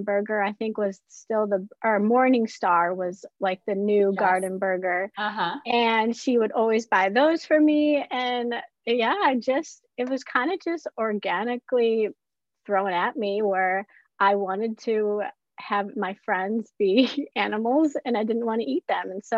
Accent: Midwest, United States; we grew up in the Midwest

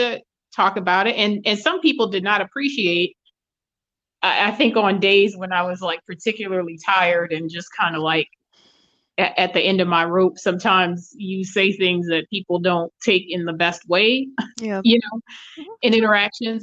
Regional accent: New Orleans, Louisiana, United States; growing up in New Orleans

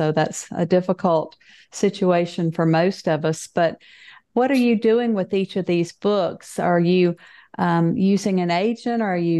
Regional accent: the South, United States; I grew up in the South and we don't want to hurt anybody's feelings.

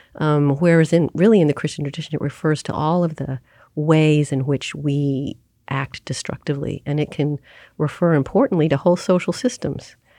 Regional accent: Oklahoma, United States; I grew up in Oklahoma in, um, a progressive family

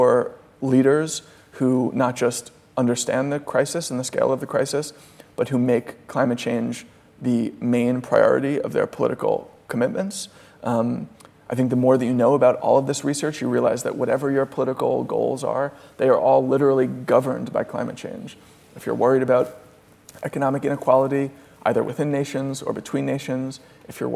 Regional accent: United States; I'm an American child of the 90s

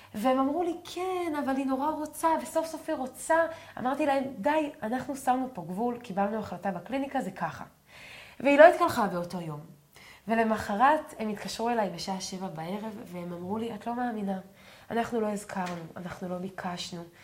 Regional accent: a moshav in the Galilee, Northern District, Israel; אני, אנחנו גדלתי במושב, אז אם לא הייתי לוקחת סוודר, גם ביום חורפי, ואנחנו גרים אה, בגליל בצפון

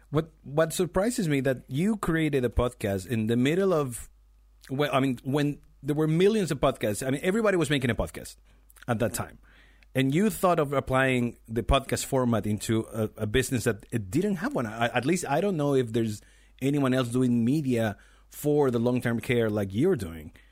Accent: Chile; I'm from Chile

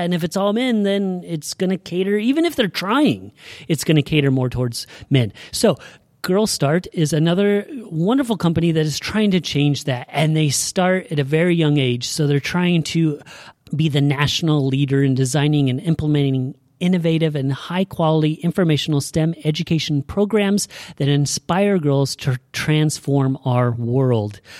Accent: Oregon, United States; we're from Oregon

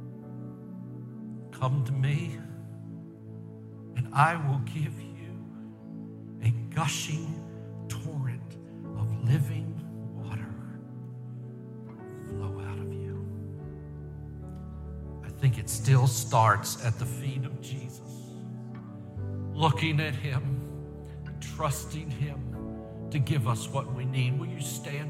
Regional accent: Baltimore, Maryland, United States; I grew up in Baltimore, Maryland

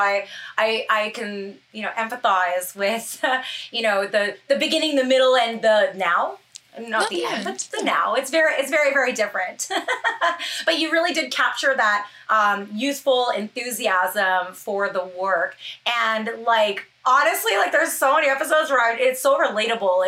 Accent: Canada; I'm Canadian

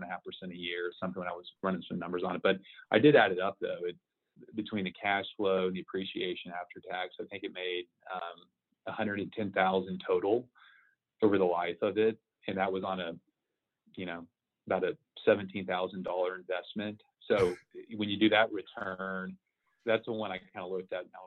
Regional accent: Houston, Texas, United States; the home was in a nice part of Houston too, where I grew up in North Houston

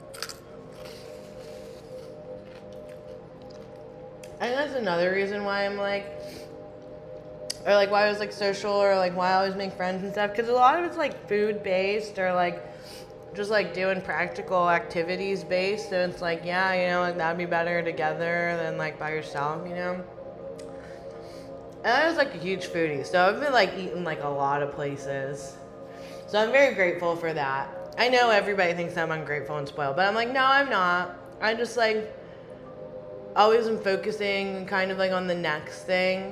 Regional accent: United States; also born or lived in Switzerland; I'm American

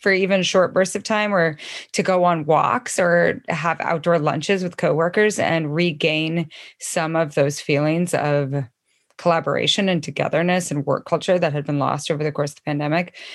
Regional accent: Idaho, United States; also born or lived in Missoula, Montana; now in Washington, United States; I'm from Idaho originally

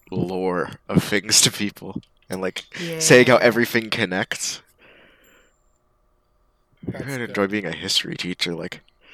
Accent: Canada; I'm a Canadian.

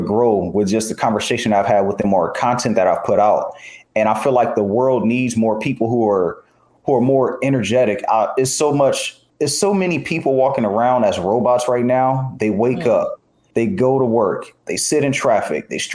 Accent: Los Angeles, California, United States; I grew up in the section of Los Angeles called Watts.

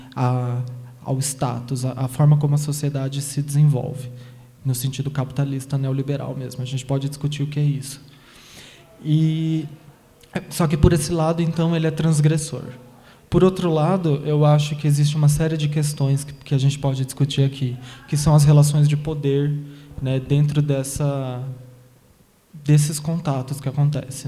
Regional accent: São Paulo, Brazil; now in Taboão da Serra, Brazil; eu nasci aqui em São Paulo, nasci no Capão Redondo e cresci nesse, na Zona Sul, Capão Redondo, Jardim Ângela, Guarapiranga

